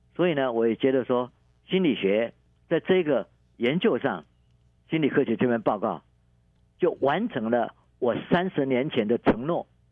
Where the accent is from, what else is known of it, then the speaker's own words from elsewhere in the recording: Taiwan; 我们台湾话叫做铁齿的 T K